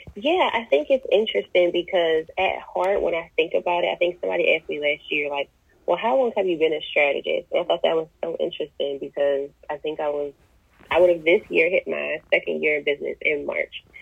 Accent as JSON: {"language": "English", "town": "Chester", "region": "Pennsylvania", "country": "United States", "tie": "born or raised there", "also_born_or_lived": "Delaware", "moved": "yes", "lives_now": "Charlotte, United States", "said": "I am originally from Chester, Pennsylvania. Spent half my childhood in Delaware and relocated to Charlotte last year"}